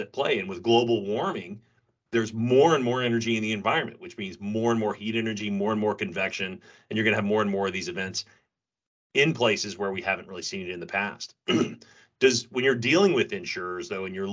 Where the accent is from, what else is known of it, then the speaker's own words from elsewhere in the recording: Texas, United States; as a Texan.